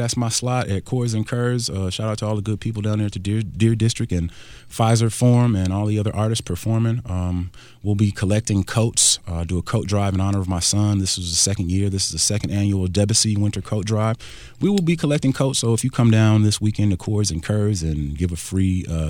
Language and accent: English; Nigeria; You know, I'm Nigerian